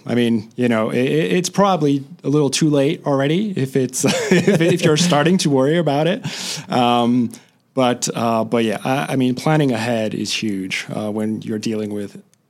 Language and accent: English; France; now in United States; So I grew up in France